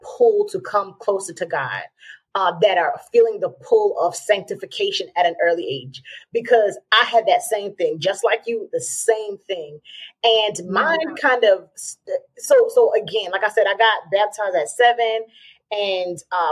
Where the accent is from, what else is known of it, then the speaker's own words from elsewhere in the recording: Georgia, United States; I was raised in Georgia